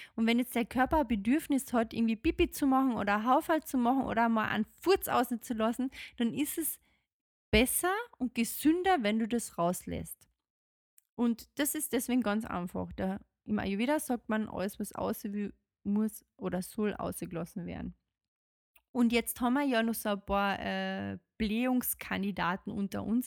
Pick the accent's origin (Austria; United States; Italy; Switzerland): Austria; bei uns in Österreich